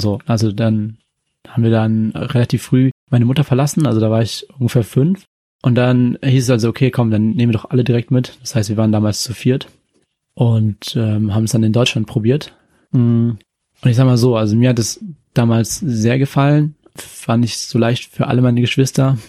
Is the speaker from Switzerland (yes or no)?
no; Yemen; also born or lived in Japan; now in Germany; aus dem Jemen. Also, ich bin dort geboren worden.